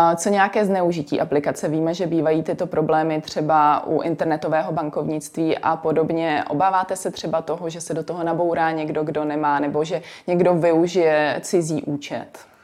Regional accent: Czechia; my jako Češi

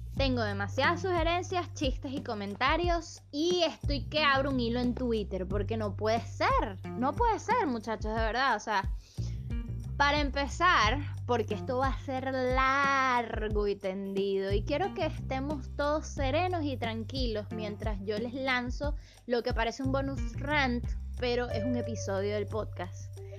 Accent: Caracas, Capital District, Venezuela; en mi país, en Caracas

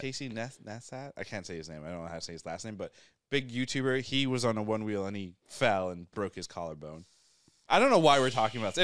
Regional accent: England, United Kingdom; moved away; also born or lived in New Hampshire; I was born in England, and then we live in New Hampshire.

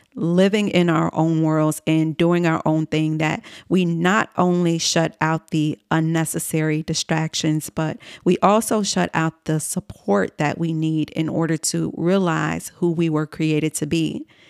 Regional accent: Chicago, Illinois, United States; moved away as an adult; also born or lived in New York City; my hometown in Chicago, Illinois

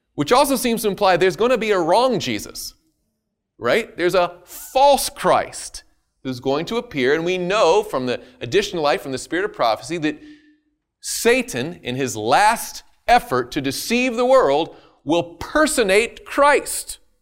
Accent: the South, United States; I'm from the South

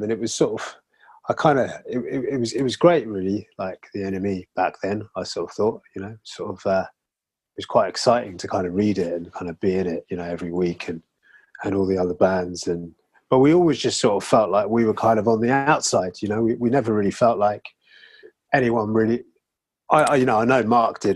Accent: London, United Kingdom; moved away as an adult; also born or lived in Brighton; I was always from London, and I lived in Brighton for 10 years.

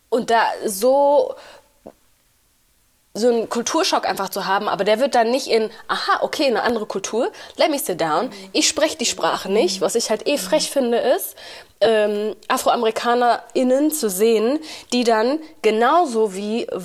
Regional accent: Uganda; also born or lived in Rwanda; now in Berlin, Germany; ich komme aus Ruanda und ich komme aus Uganda. So, ich bin

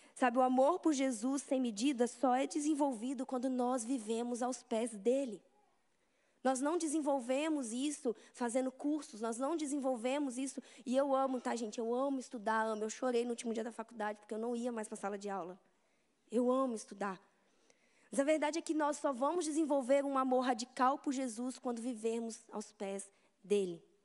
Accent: Vitória, Espírito Santo, Brazil; eu sou de Vitória, no Espírito Santo

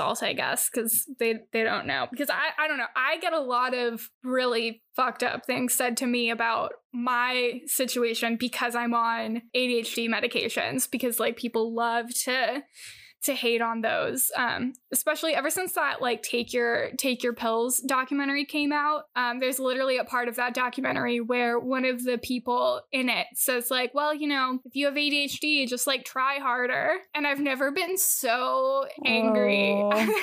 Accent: California, United States; having grown up in California

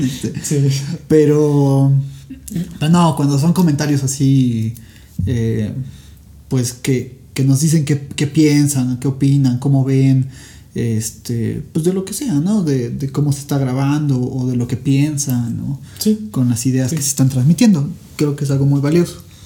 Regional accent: Puebla, Mexico; ya soy un poblano

